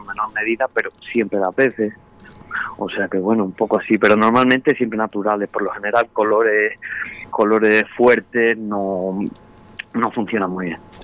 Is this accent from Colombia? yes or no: no; Spain; yo aquí en mi pueblo, en, Arellana